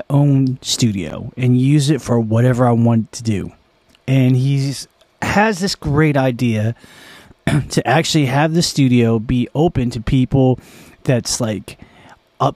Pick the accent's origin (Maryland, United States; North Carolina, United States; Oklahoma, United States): Maryland, United States; Annapolis; We are in Naptown. We are in my hometown, which is also the town of my birth